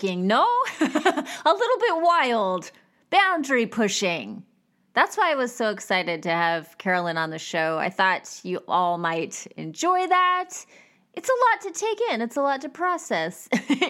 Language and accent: English; Bakersfield, California, United States; I grew up in Bakersfield, California